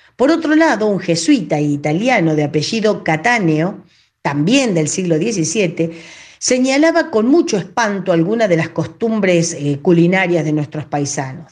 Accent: Cañuelas, Buenos Aires Province, Argentina

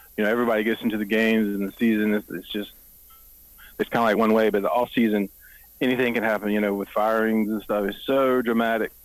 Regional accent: the Triangle, North Carolina, United States; also born or lived in Greenville, North Carolina; I grew up in the Triangle.

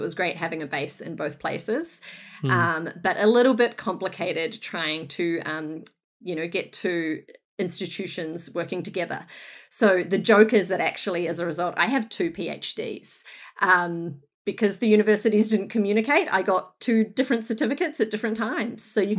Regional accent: Northland, New Zealand; moved away as an adult; now in Brunswick, Australia; But I hail from Northland in New Zealand, Aotearoa, where I was very fortunate to grow up and get educated and work for a little bit.

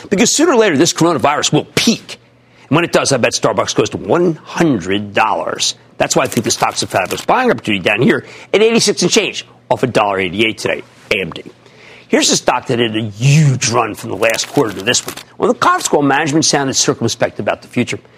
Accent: Mountainside, New Jersey, United States; I'm from Mountainside, New Jersey.

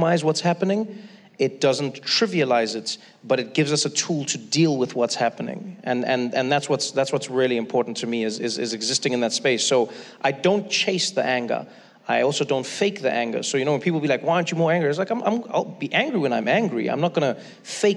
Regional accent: South Africa; moved away; I grew up in South Africa

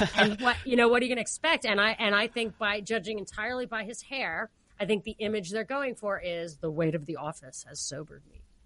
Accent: New York, United States; As a New Yorker

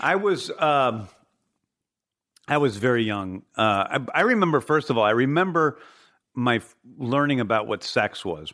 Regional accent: Manchester, Missouri, United States; also born or lived in St. Louis, Missouri; I grew up in Saint Louis, Missouri in the seventies

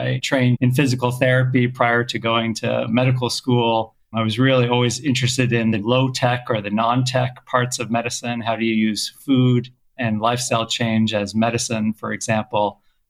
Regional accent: Canada; also born or lived in South Africa; now in United States; I was actually born elsewhere. I was born in South Africa, grew up in Canada, lived in many countries.

